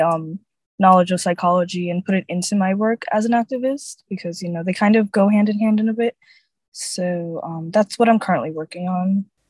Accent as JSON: {"language": "English", "town": "Orlando", "region": "Florida", "country": "United States", "said": "I'm from Orlando, Florida"}